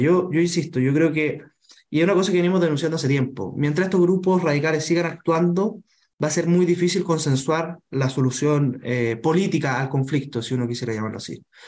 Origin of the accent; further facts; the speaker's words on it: Chile; todos siendo chilenos tenemos distintas formas de ser, distintas culturas